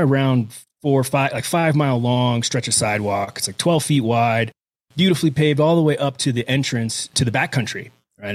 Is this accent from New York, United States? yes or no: no; Houston, Texas, United States; moved away as an adult; now in Crested Butte, United States; I was raised in Houston, right, born and raised till, uh, till I was eighteen years old and ran off in the military